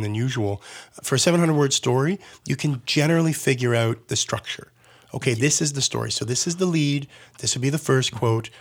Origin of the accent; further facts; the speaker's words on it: Burlington, Ontario, Canada; I grew up in Burlington